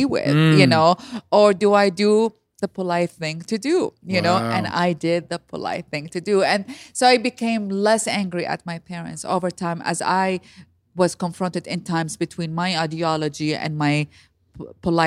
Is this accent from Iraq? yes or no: yes; Iraq; moved away as an adult; now in United States; I'm born and raised in Iraq.